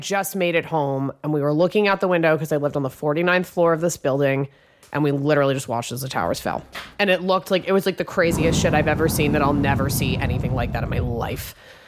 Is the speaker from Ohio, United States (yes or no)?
no; New York City, New York, United States; I grew up in Manhattan.